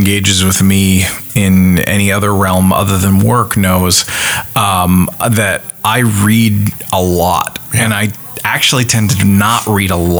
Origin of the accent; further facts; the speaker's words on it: Canada; moved away; me being a Canadian transplant